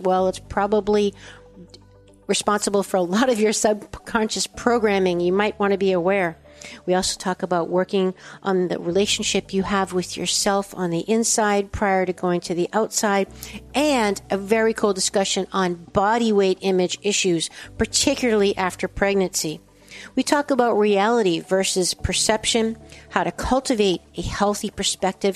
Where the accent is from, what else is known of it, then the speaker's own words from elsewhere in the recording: East Coast, United States; I'm from the East Coast